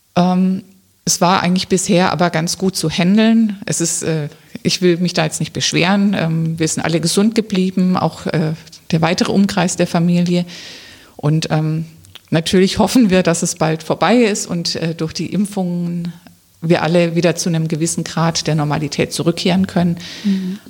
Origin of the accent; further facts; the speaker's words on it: Rems Valley, near Stuttgart, Baden-Württemberg, Germany; moved away as an adult; now in Wiesbaden, Germany; Ich bin eigentlich Schwäbin. Ich komme aus dem Remstal, also in Nähe von Stuttgart.